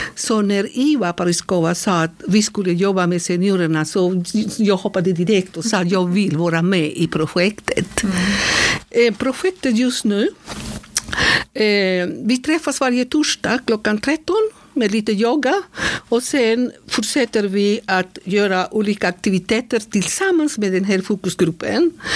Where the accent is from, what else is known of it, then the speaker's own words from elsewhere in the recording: Bucaramanga, Santander, Colombia; Swedish is a second language; moved away as an adult; also born or lived in Berkeley, California, United States; now in Sweden; jag kommer från Colombia, mm. Santander, mycket nära Venezuela. Yeah. Så eh, Bucaramanga heter den platsen där jag är född.